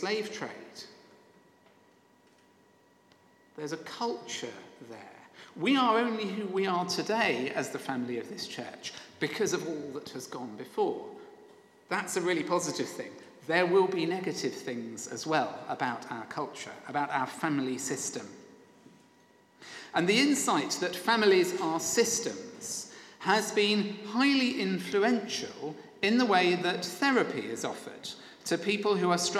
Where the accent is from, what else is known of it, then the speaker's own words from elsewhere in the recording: Sevenoaks, South East England, United Kingdom; the former rector of my hometown Sevenoaks